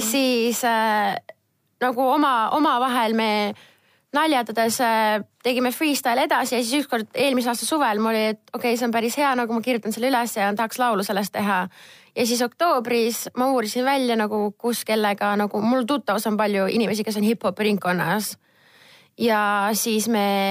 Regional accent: Estonia; ma olen Eestist

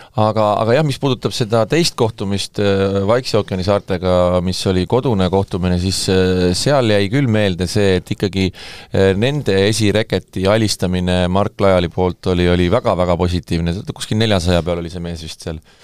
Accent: Saare County, Estonia; ma olen saarlane

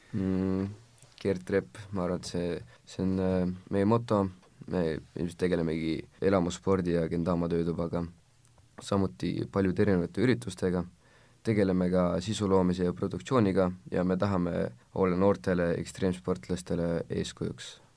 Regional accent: Tallinn, Harju County, Estonia; olen kaheksateistaastane ekstreemsportlane Tallinnast

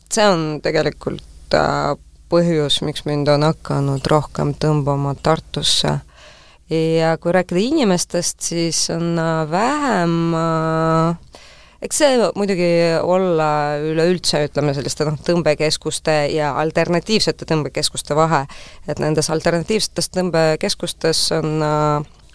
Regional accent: Tallinn, Harju County, Estonia; ma olen selles äh, Pelgu linna haiglas sündinud, kus on enam-vähem kõik tallinlased sündinud

